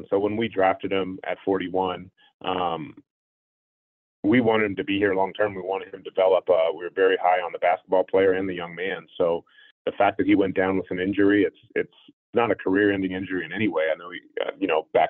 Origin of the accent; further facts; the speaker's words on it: Anchorage, Alaska, United States; also born or lived in Palo Alto; Yeah, my dad got his PhD from Stanford Hospital, and so that's why I was born in Palo Alto. And within the first 6 months of me being on this earth, we moved up to Anchorage, Alaska.